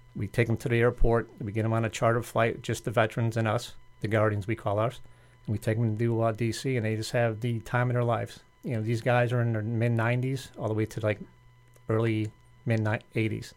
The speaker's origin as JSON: {"language": "English", "town": "Chicago", "region": "Illinois", "country": "United States", "tie": "born or raised there", "moved": "as an adult", "lives_now": "Boca Raton, United States", "said": "born and raised in Chicago, moved down here twenty-four years ago"}